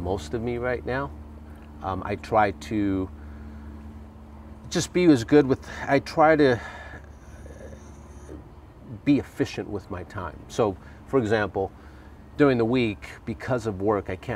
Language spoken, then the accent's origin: English; Huntington Park, California, United States; I grew up in Huntington Park, Southeast LA, and I lived in a three-bedroom apartment